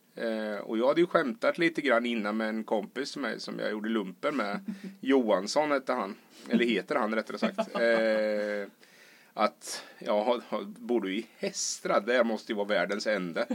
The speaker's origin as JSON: {"language": "Swedish", "area": "near Kisa and Linköping", "region": "Östergötland", "country": "Sweden", "tie": "born or raised there", "also_born_or_lived": "Stockholm / Malmö / Australia / Spain", "moved": "as an adult", "said": "Jag är uppvuxen i Brorsind som mm. ligger mitt emellan eh, Kisa och Linköping"}